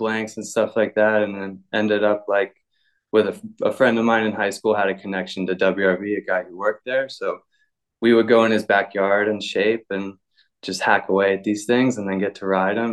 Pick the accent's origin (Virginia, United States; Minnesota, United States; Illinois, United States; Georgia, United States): Virginia, United States; Virginia Beach; moved away as an adult; also born or lived in Outer Banks, North Carolina / Portugal; I'm originally from like Virginia Beach outside there. My dad was in the military and he settled down there